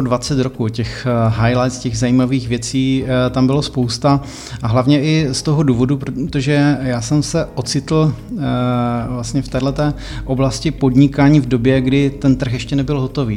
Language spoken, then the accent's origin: Czech; Czechia; něco podobného mi tady doma chybí, tak jsem si to vlastně přivezl sem do Čech